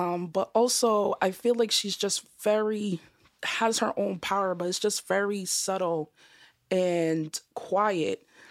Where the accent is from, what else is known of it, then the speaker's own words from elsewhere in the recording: Boston, Massachusetts, United States; also born or lived in Georgia; I'm from Boston